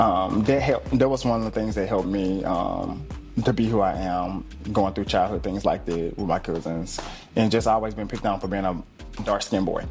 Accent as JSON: {"language": "English", "town": "Memphis", "region": "Tennessee", "country": "United States", "tie": "born or raised there", "said": "born and raised in Memphis"}